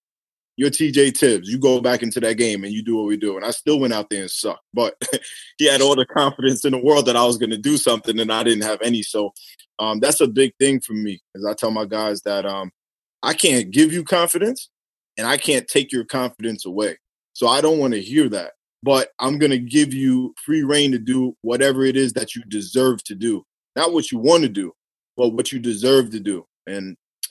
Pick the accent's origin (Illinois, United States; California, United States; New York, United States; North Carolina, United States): New York, United States; New York City; I'm from Staten Island